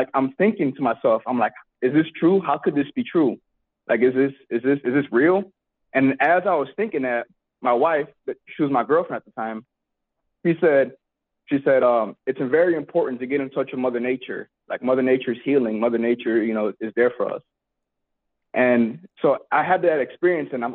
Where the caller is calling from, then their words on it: Alaska, United States; I'm calling in from Alaska